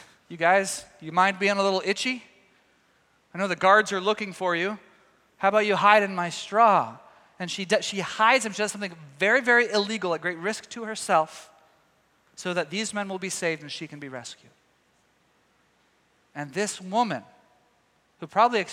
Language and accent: English; Texas, United States; moved away; my home state of Texas. All my family's down there